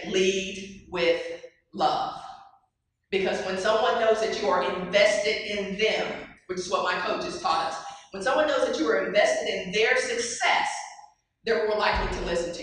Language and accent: English; Dallas, Texas, United States; I grew up in Dallas, as Cindy mentioned, played on a state championship team at the University of at South Oak Cliff